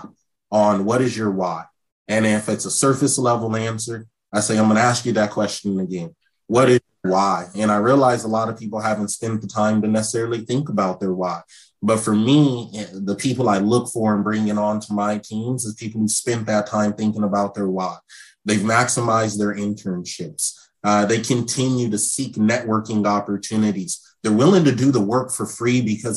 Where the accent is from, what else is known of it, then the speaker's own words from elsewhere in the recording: Seattle, Washington, United States; I'm from Seattle. Coming back home, my first year being back home